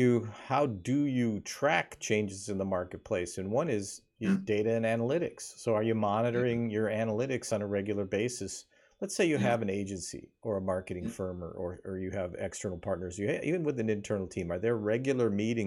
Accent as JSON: {"language": "English", "region": "Wyoming", "country": "United States", "tie": "born or raised there", "moved": "yes", "said": "I grew up in Wyoming"}